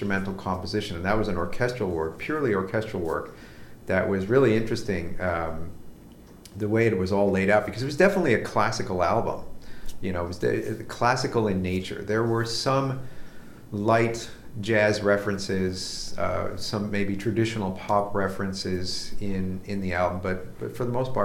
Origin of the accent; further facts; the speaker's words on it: United States; accent: American; I cannot speak a foreign language without having an American accent